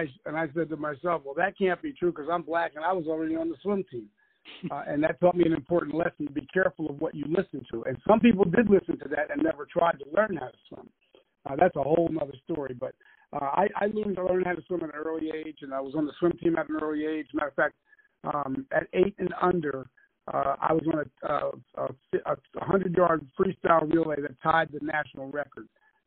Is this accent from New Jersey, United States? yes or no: yes; East Orange, New Jersey, United States; And he was a physical director at the several YMCAs up in New Jersey, where I'm from. I'm from East Orange, New Jersey. And so he was a physical director at the YMCAs, and I grew up at the YMCA.